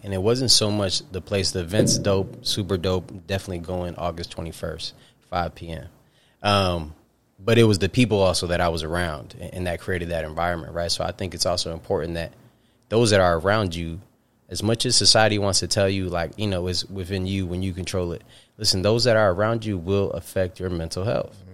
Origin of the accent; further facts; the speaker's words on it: upstate New York, United States; from upstate New York. Very proudly would say upstate New York